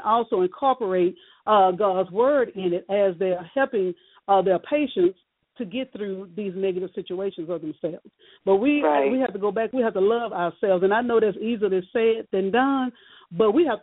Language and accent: English; Shreveport, Louisiana, United States; born and raised in Shreveport, Louisiana